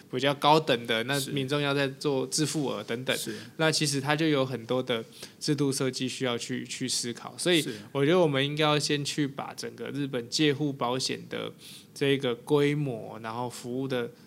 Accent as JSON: {"language": "Chinese", "country": "Taiwan", "said": "我们台湾人"}